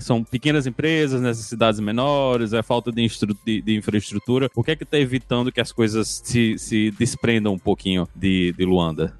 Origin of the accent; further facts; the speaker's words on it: João Pessoa, Paraíba, Brazil; Eu sou de, de João Pessoa lá no, no Nordeste do Brasil